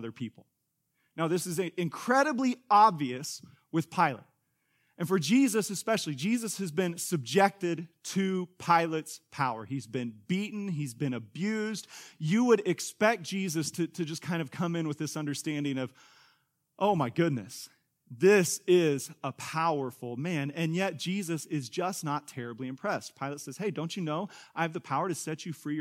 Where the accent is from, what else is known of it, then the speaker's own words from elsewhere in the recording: Kansas, United States; now in Tulsa, United States; Angie and I grew up in Kansas